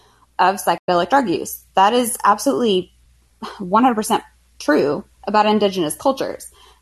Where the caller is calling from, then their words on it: Arkansas, United States; Hi, I'm calling from Arkansas.